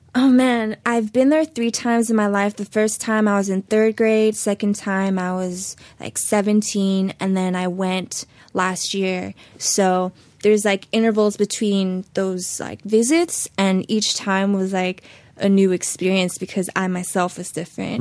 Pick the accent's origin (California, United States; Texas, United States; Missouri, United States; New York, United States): California, United States; Los Angeles; also born or lived in Hollywood; I was born in Hollywood, but I was very much raised in the valley